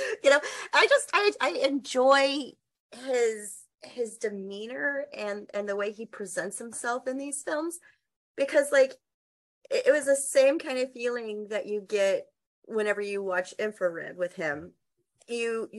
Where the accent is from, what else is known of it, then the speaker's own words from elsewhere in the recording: Texas, United States; I'm from Texas